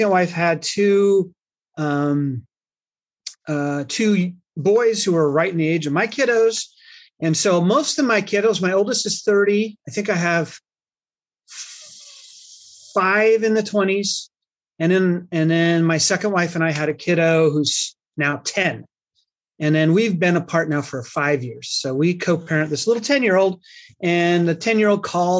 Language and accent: English; Salt Lake City, Utah, United States; I come from Salt Lake City, of all places